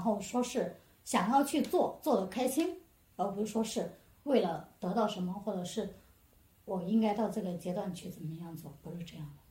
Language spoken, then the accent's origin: Chinese; Hunan, China; moved away as an adult; also born or lived in Xi'an; now in Qingdao, China; 我是湖南人嘛，我之前一直在西安，西安做事，后面因为我对象他一直在青岛，所以我过来